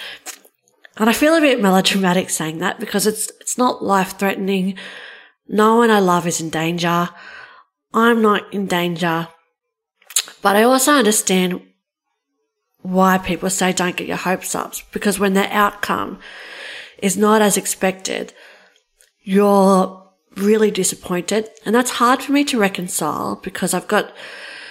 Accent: Australia; I'm from Australia

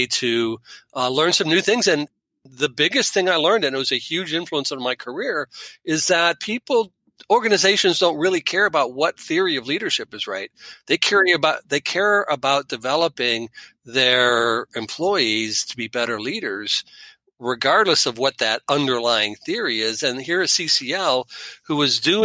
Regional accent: Fairview Park, Ohio, United States; moved away as an adult; now in Claremont, United States; I pretty much grew up in the west side of Cleveland. So I grew up in Fairview Park

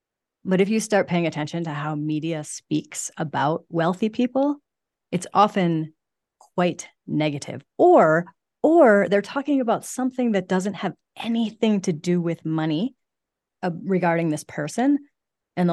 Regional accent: Midwest, United States; Think that that's like a very Midwest, because I'm from the Midwest as well.

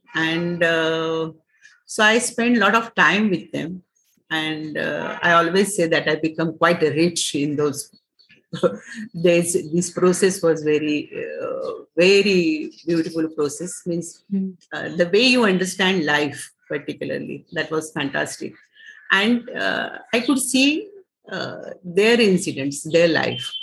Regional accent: Maharashtra, India; I am from Maharashtra and Savitri is uh, Maharashtrian, so uh, from childhood we know about her

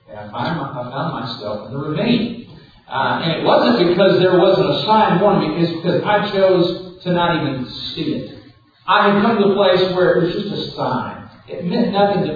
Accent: Southwest Louisiana, United States; growing up in Southwest Louisiana

